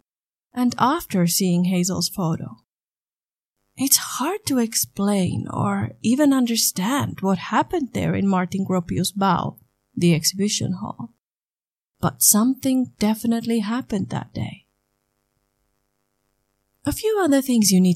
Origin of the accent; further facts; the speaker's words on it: Finland; English is a second language; I'm from Finland. English is not my mother tongue